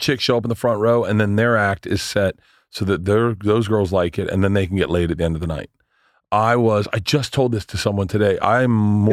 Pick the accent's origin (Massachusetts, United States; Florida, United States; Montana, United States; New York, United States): Florida, United States; Tampa; moved away; I grew up in Tampa, so I like I know everyone in Tampa.